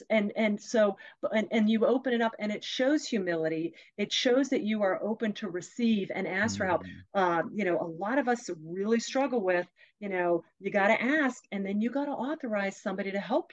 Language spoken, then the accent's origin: English; Pennsylvania, United States; we grew up in Pennsylvania, lots of railroad